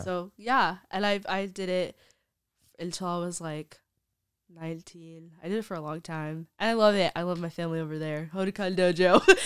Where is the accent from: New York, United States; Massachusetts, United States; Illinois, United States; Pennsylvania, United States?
New York, United States; Brooklyn; I'm from Brooklyn